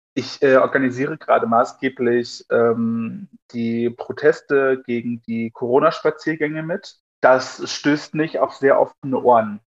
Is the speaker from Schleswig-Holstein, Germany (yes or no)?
no; Altenburger Land, Thuringia, Germany; aus dem Altenburger Land, dort wo ich herkomme